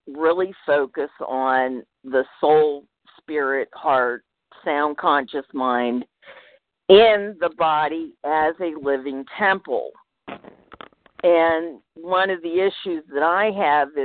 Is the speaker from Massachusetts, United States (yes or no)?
no; Virginia, United States; both of my parents are New Englanders, although I was raised in Virginia